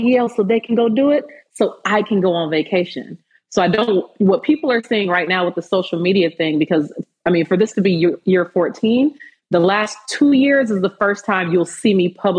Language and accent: English; Fresno, California, United States; growing up, especially where I'm from Fresno, California. In my city, we had 17 black students in my high school